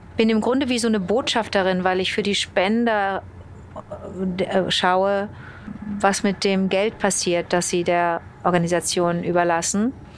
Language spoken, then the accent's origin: German; Rhineland, Germany; also born or lived in Montreal, Canada; Meine Heimat ist das lustige Rheinland.